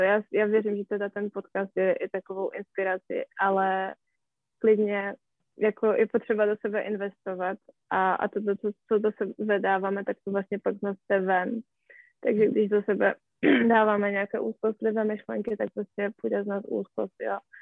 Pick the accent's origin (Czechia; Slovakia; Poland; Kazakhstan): Poland; Czech is a second language; moved away; já jsem Polka